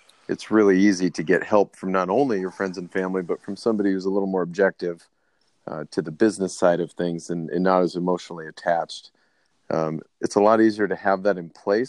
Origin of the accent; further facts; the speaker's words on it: United States; I'm American